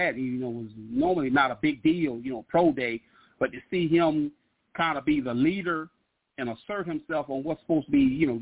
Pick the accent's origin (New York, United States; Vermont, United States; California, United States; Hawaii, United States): New York, United States; New York City; I'm from New York